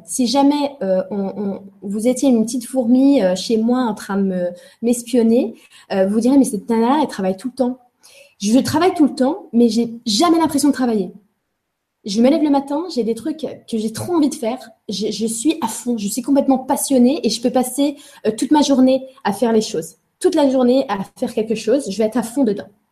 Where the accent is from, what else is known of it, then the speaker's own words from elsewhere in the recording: Angers, Pays de la Loire, France; Je suis née à Angers. Euh, voilà, j'étais à Angers puisque mes parents étaient des étudiants, se sont rencontrés à Angers et euh, ont on fait leur vie là-bas en fait.